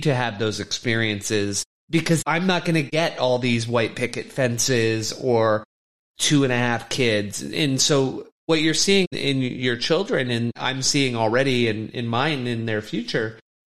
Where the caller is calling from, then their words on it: Vancouver, British Columbia, Canada; And I'm speaking from Canada, Vancouver